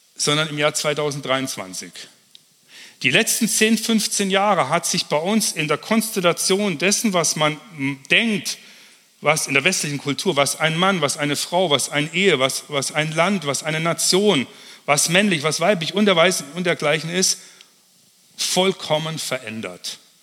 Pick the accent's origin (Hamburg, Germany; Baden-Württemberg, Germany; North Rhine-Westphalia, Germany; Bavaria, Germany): Bavaria, Germany; Kempten; In Kempten, wo ich herkomme